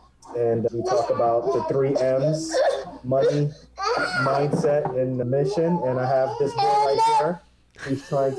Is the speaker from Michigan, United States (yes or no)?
no; New Jersey, United States; I'm from New Jersey